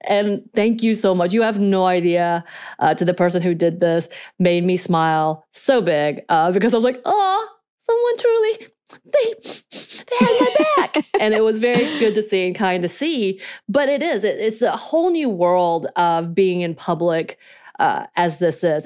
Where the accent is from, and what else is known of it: North Georgia, United States; accent: North Georgia mountain accent; Korean accent; first language Korean; English is a second language